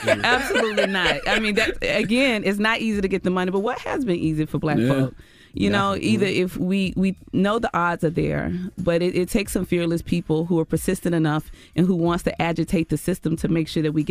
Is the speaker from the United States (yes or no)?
yes; Mississippi, United States; I was a teacher for years. I taught in the Mississippi Delta. I'm from Mississippi.